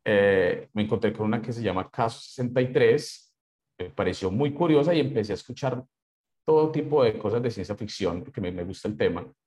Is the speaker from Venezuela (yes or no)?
no; Colombia; como buen colombiano